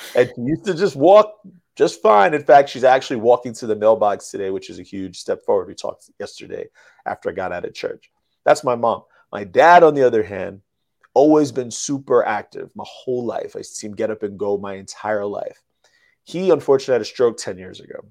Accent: New York City, New York, United States; I'm from the Bronx, New York. I'm from the hood. Grew up around hood people.

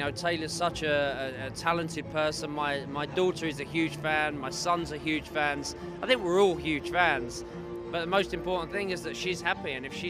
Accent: London, United Kingdom; I'm from East London, yeah. I'm from, you know, Chingford, Leytonstone.

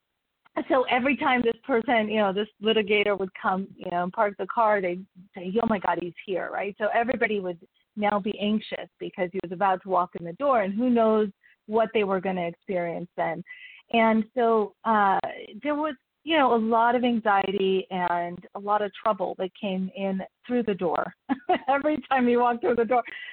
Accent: Mexico City, Mexico; I was born in Mexico City with a family of fifth of five girls

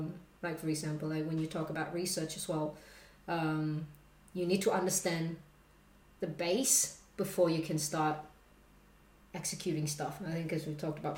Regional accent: Australia; I grew up in Australia

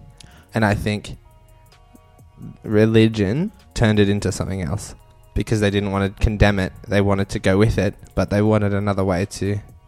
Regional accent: Australia; We're Australian.

